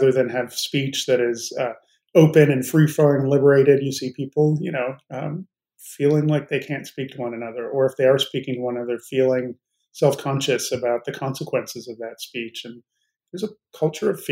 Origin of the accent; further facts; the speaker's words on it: Chicago, Illinois, United States; moved away; also born or lived in Arizona; Partially in Chicago and then partially in Arizona